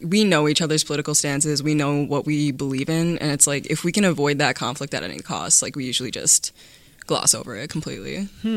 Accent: Cedarburg, Wisconsin, United States; I moved into the Cedarburg School District when I was in fourth grade, so I've been here since then.

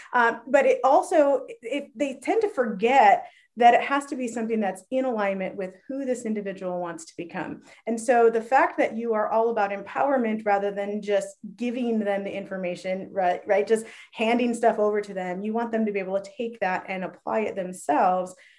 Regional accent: Phoenix, Arizona, United States; we realized we're both from Phoenix

